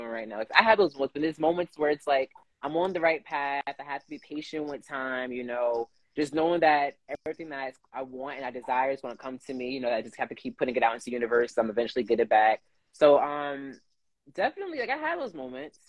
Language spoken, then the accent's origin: English; New Jersey, United States; moved away as an adult; now in Los Angeles, United States; from New Jersey. Born and raised in New Jersey